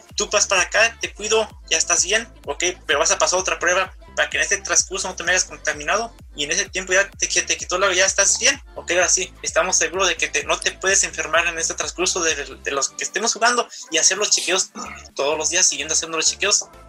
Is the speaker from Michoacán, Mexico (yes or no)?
yes; Michoacán, Mexico; also born or lived in Tijuana, Mexico; now in Garden Grove, United States; yo soy de Michoacán, viví mucho tiempo en Tijuana, actualmente radico en Garden Bro